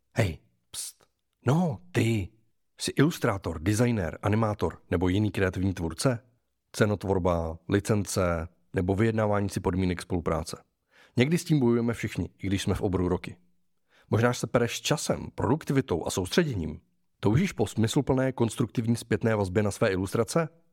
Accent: Czechia; u nás v Čechách

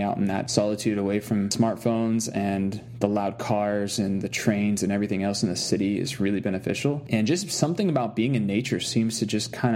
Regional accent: Arkansas, United States; I grew up in Arkansas, and like the first 10 years of my life, I lived way out in the woods

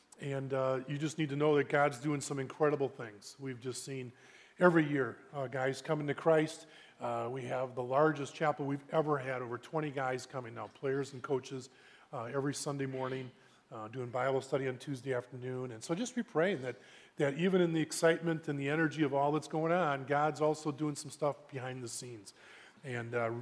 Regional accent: Brookfield, Wisconsin, United States; also born or lived in Minneapolis; I grew up in Brookfield. I've been there pretty much my whole life

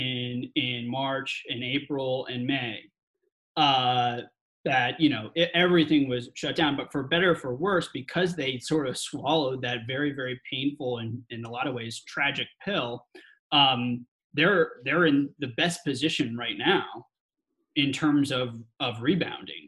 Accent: New York City, New York, United States; now in San Francisco, United States; I was born in Manhattan

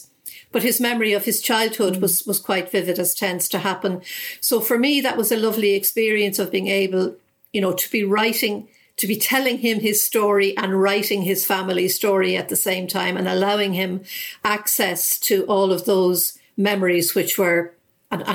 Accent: Ireland; where I lived

